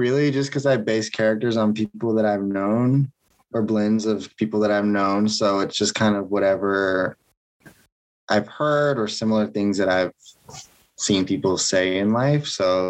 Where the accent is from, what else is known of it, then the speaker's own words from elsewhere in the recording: Atlanta, Georgia, United States; Yeah, I'm from Georgia.